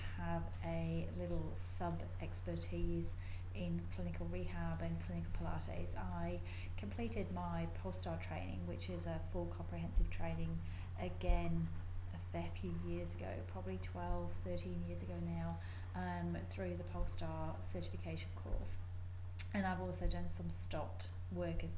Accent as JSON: {"language": "English", "town": "Coventry", "region": "West Midlands", "country": "United Kingdom", "tie": "born or raised there", "also_born_or_lived": "Middlesbrough, England / Saudi Arabia", "moved": "as an adult", "lives_now": "Perth, Australia", "said": "I was born and raised in Coventry, which is in the middle of the UK"}